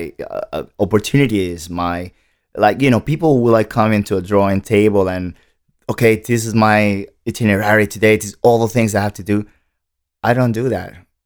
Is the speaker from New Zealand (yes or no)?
no; Santo Domingo, Distrito Nacional, Dominican Republic; now in United States; No, I was born in the Dominican Republic, okay. In Santo Domingo. Born and raised pretty much, yeah.